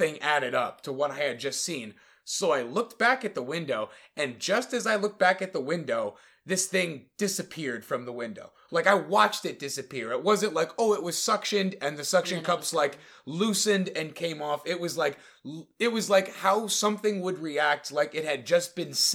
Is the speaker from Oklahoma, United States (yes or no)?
no; Connecticut, United States; I'm from Connecticut.